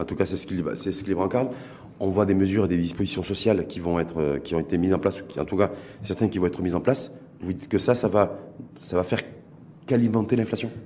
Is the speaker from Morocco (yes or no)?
yes; Morocco; chez nous, au Maroc